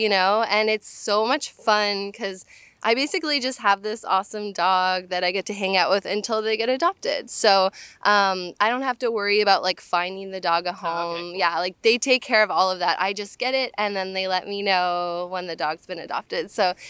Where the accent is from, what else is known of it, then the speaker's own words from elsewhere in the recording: Canada; now in United States; So, I'd say like 7 years ago, I immigrated from Canada to the United States